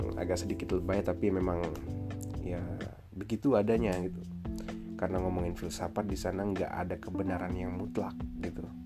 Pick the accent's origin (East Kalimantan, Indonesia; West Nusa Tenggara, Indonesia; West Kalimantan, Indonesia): West Nusa Tenggara, Indonesia; Lombok; aku uh, aslinya dari Lombok